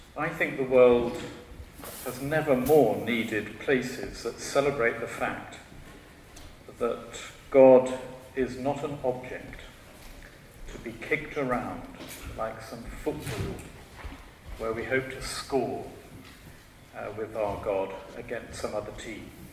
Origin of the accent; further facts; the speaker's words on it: Shropshire, West Midlands, United Kingdom; I was born in Shropshire. I'm a Shropshire lad.